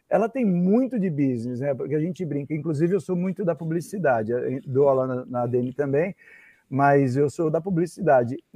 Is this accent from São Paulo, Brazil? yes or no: yes; Santo André, São Paulo, Brazil; eu sou de Santo foi, André mesmo.